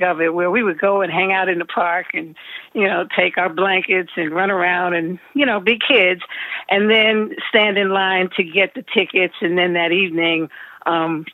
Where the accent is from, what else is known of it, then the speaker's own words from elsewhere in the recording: New York City, New York, United States; growing up in New York City, and having access to all that the city offered